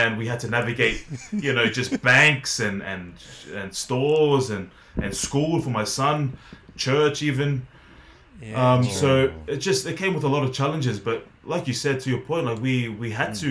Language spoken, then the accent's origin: English; Australia; moved away as an adult; also born or lived in Montpellier, France; I'm from Australia. I'm Australian.